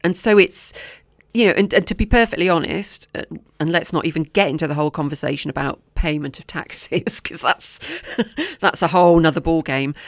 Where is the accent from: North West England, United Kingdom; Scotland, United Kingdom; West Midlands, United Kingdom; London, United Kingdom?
West Midlands, United Kingdom; Oswestry; Oswestry, my, my hometown